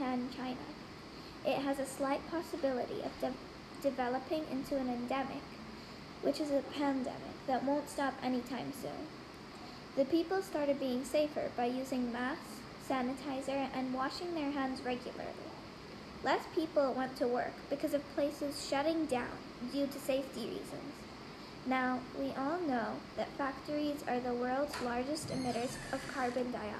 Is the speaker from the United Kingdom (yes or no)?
no; India; I'm 10 years old and I was born in India.